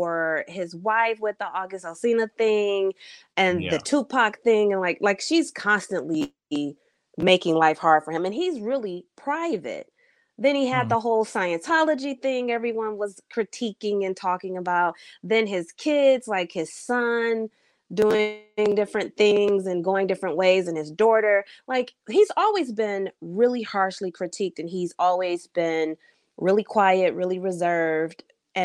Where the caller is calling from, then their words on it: Detroit, Michigan, United States; I'm calling in from Detroit